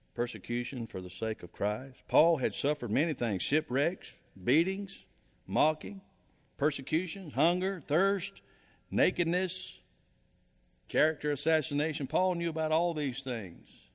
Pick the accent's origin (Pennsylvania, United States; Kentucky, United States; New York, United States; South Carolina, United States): South Carolina, United States; moved away; I'm from South Carolina.